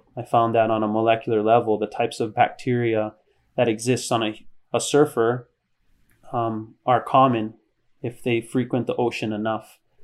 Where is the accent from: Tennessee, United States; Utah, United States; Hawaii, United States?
Hawaii, United States; Hilo; moved away as an adult; also born or lived in San Diego, California; I come from Hilo, which is a really small town.